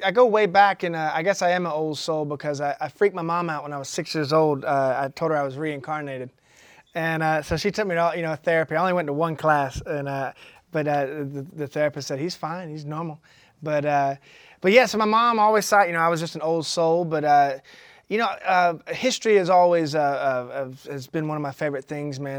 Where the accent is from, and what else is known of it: McDonough, Georgia, United States; also born or lived in Atlanta, Georgia